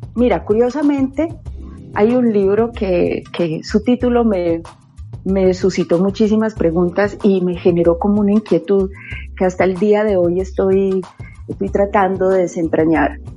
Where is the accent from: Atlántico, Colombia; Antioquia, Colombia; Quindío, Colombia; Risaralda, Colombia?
Antioquia, Colombia; Medellín; Soy de Medellín. Yo nací en una familia numerosa.